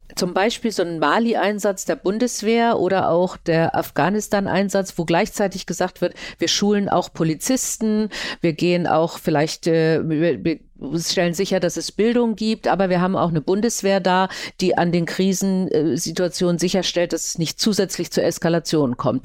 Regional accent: Germany; bei uns die vielen Städte oder ein kleines Bonn am Anfang

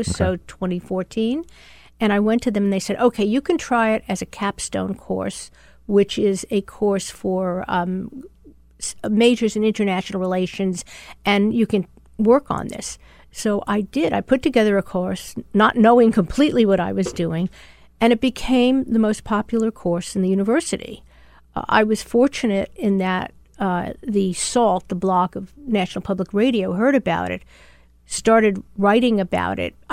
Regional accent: New York, United States; accent: New York; I'm a New Yorker.

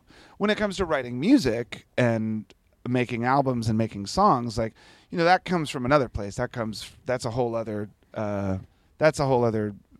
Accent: Washington, District of Columbia, United States; I grew up in the Washington D.C. area, And so the bands that I first started playing in were hardcore punk rock bands in the early 80s.

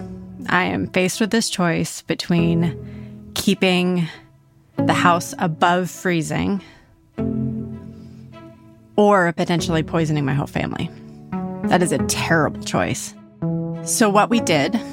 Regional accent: California, United States; moved away; also born or lived in Austin, Texas; I grew up in California

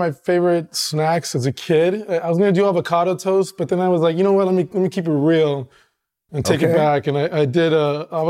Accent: Rio Grande Valley, Texas, United States; I'm first generation Mexican American. So, I grew up in Texas. My parents are from a town that's 10 minutes from where I grew up on the Texas side.

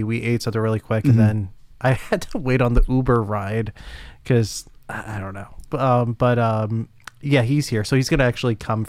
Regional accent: New York, United States; as a New Yorker

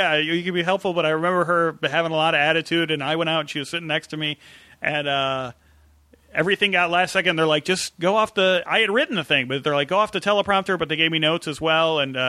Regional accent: Chicago, Illinois, United States; moved away as an adult; also born or lived in San Francisco; Growing up in the Midwest, you know, Chicago

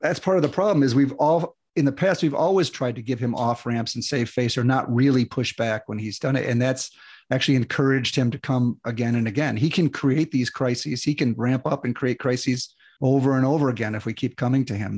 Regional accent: United States; I'm an American

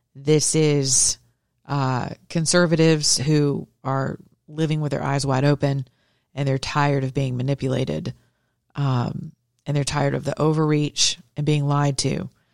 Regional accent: Georgia, United States; I'm from Georgia.

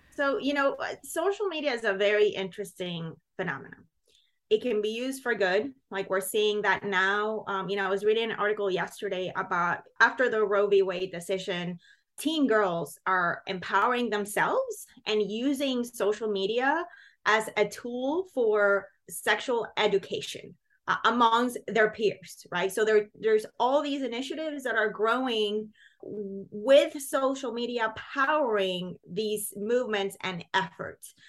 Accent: Puerto Rico; moved away as an adult; now in United States; as a teen growing up in Puerto Rico.

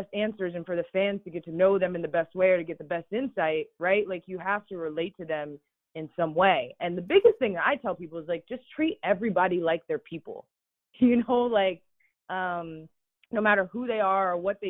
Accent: Fairfax County, Virginia, United States; moved away; also born or lived in Denver; I grew up in Fairfax County, and that's probably the way I play too

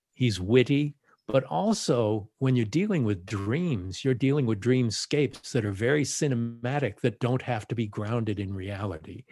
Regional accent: Los Angeles, California, United States; I was born in Los Angeles, so I'm a native

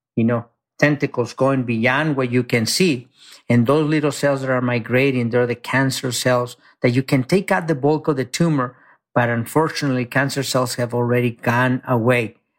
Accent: Mexico; now in United States; I grew up very poor in Mexico. I came to this country, you know, undocumented

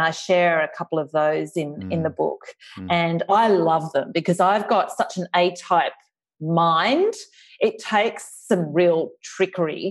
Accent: Australia; accent: Australian; my Australian accent

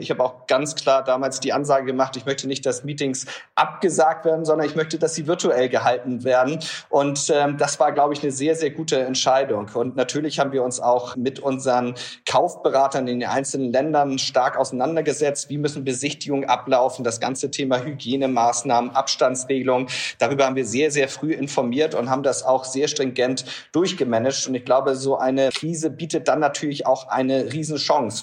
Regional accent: Hamburg, Germany; ich als Hamburger

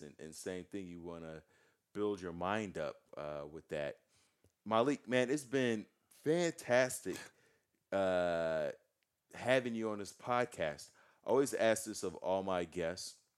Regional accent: United States; I'm an American. I was born in this country

